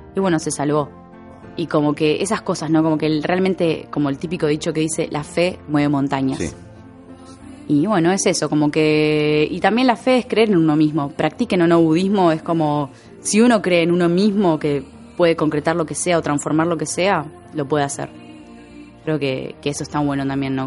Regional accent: Argentina; amo mi país

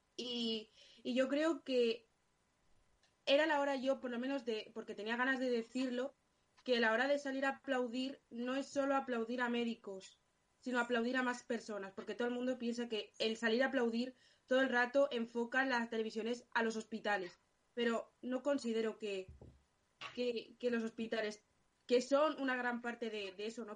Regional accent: Alcorcón, Community of Madrid, Spain; yo soy de Alcorcón

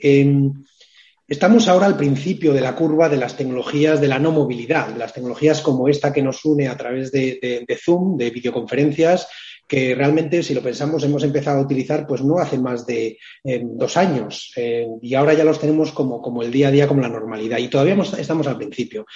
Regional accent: Biscay, Basque Country, Spain; mi tierra, en, Vizcaya

